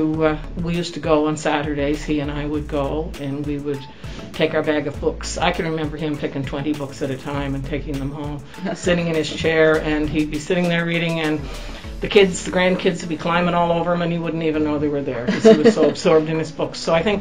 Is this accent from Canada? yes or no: yes; Georgetown, Prince Edward Island, Canada; I grew up just outside of Georgetown